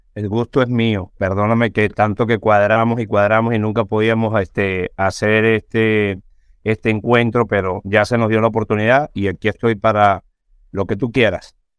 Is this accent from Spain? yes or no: no; Venezuela; moved away as an adult; now in United States; después de haber pasado por todas las circunstancias que yo pasé en Venezuela, después de haber tenido dos atentados en contra mía por defender presos políticos, en fin, me pasaron un montón de cosas en mi país